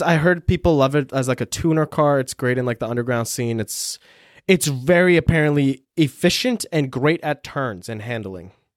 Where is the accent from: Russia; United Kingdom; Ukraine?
Ukraine; moved away; I was born in Ukraine.